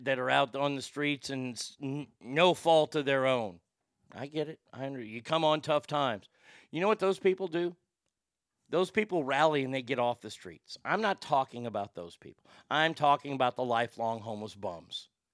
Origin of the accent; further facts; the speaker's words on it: Garland, Texas, United States; my hometown of Garland